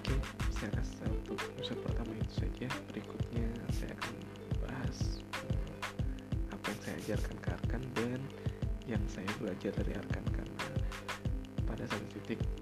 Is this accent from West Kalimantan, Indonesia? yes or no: yes; Pontianak, West Kalimantan, Indonesia; saya orang Kalimantan Barat di Pontianak tepatnya dan keluarga besar saya itu ada di Pontianak semua